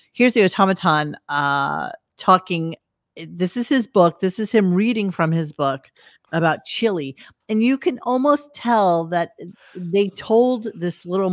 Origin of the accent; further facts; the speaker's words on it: New York City, New York, United States; I grew up in Brooklyn